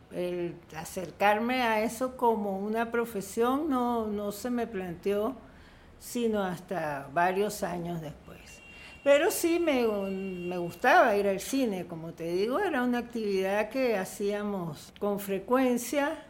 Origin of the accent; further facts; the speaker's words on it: Caracas, Capital District, Venezuela; also born or lived in Italy / El Cafetal; Yo nací en Caracas y cuando estaba muy pequeña, como no sé, unos meses, este, nos fuimos a Italia